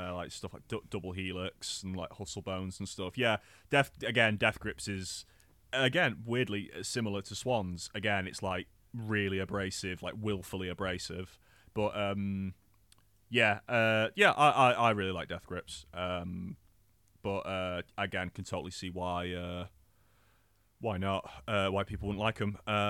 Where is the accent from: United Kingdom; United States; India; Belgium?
United Kingdom; because playing that game as like a British white kid, not knowing that the game was actually made by British people